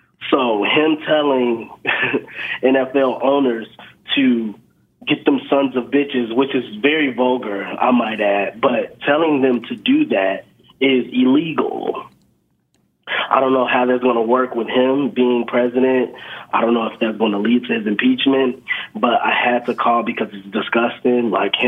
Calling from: Chicago, Illinois, United States; calling from Chicago, Illinois.

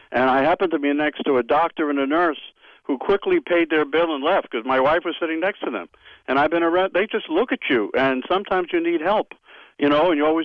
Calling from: Dix Hills, New York, United States; people know … from Dix Hills, and maybe they would that you can connect them with somebody.

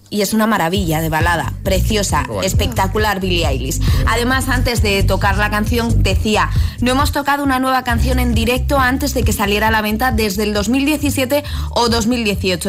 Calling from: Pinto, Community of Madrid, Spain; llamo desde Pinto, Madrid

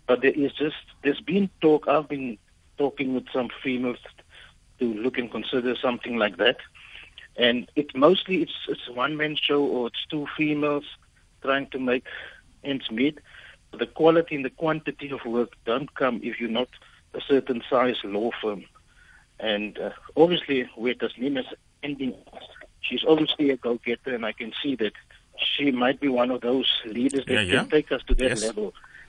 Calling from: Port Elizabeth, Eastern Cape, South Africa; I'm phoning from Port Elizabeth.

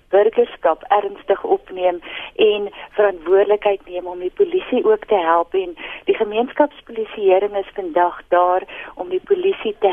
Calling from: Montana, Gauteng, South Africa; Ek is hier van Montana in Sinnewil

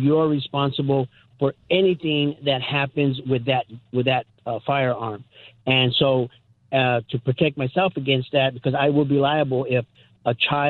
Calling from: California, United States; Hi, Pastor Scott. Yeah … I'm from California.

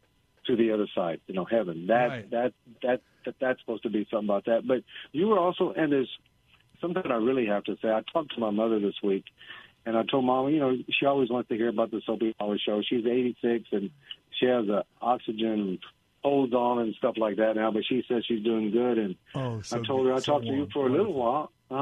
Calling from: San Antonio, Texas, United States; I'm calling from San Antonio.

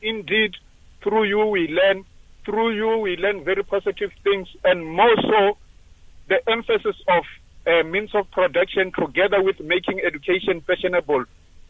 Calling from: Cape Town, Western Cape, South Africa; also born or lived in Seshego; I'm calling from Cape Town. I came all the way from Seshego.

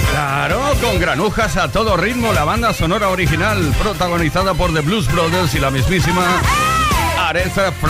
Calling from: Madrid, Community of Madrid, Spain; de Madrid.

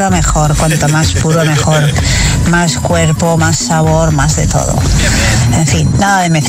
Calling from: Valencia, Valencian Community, Spain; de Valencia

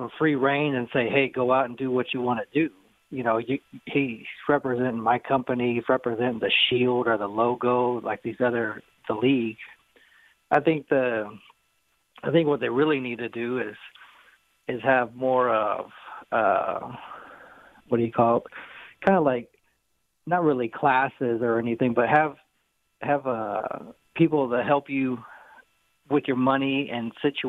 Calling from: Houston, Texas, United States; I'm calling from Houston

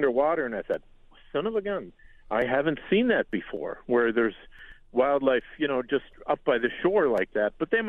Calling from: Bayfield, Wisconsin, United States; I'm actually reporting from Bayfield, Wisconsin.

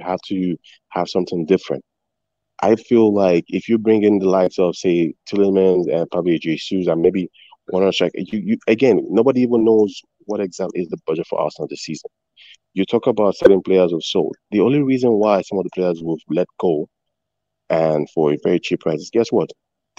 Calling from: Canada; I'm from Canada right now.

